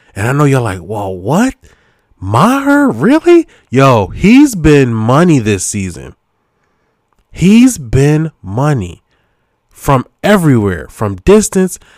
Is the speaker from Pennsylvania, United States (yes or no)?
yes; Philadelphia, Pennsylvania, United States; I'm from Philly